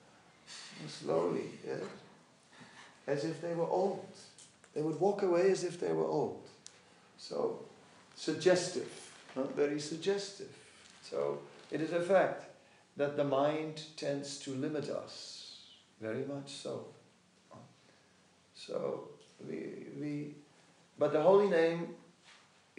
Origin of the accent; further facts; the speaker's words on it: Netherlands; I am from Holland